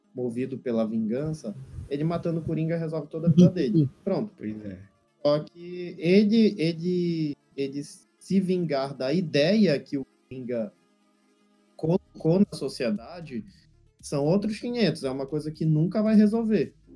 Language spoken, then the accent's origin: Portuguese; Brazil; como brasileiro que não desiste nunca